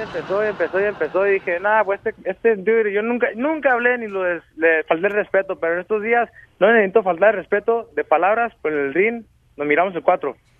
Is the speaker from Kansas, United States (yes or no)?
yes; Kansas, United States; yo soy nacido y crecido en Kansas